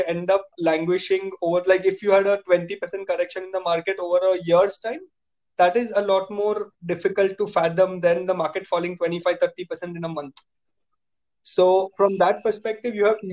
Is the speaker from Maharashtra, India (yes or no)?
yes; Mumbai, Maharashtra, India; moved away as an adult; also born or lived in United States; Gujarati boy born and raised in Bombay